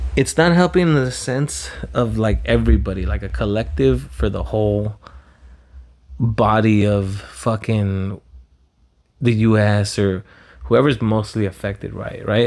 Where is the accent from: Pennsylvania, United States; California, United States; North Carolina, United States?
California, United States; Pico Rivera; also born or lived in Los Angeles, United States; now in Huntington Beach, United States; when I grew up in Pico